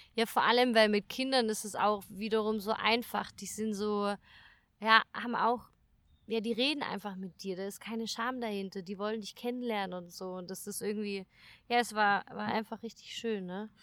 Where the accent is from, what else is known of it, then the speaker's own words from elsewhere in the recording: Germany; bei uns in Deutschland